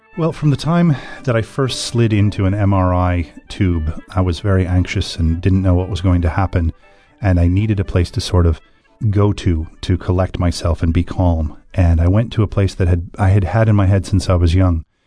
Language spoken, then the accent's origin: English; Michigan, United States; moved away as an adult; now in Ireland; I grew up in a very white-bread time in a homogeneous little city in Michigan